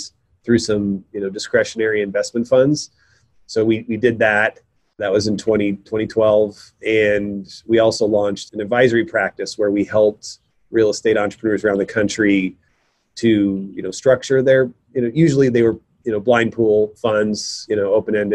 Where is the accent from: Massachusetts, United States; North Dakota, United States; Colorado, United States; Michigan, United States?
North Dakota, United States; now in Portland, United States; I moved out here to Portland. I'm from North Dakota originally in 99